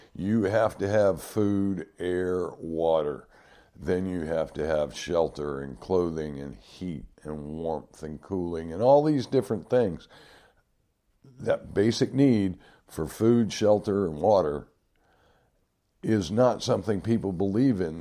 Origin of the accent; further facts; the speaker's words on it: Detroit, Michigan, United States; the detroit river um, when i was growing up